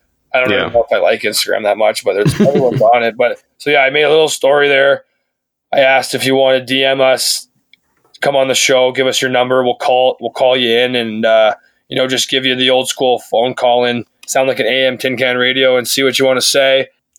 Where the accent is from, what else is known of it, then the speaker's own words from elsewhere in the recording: Canada; Like, I don't think it's because we're Canadian.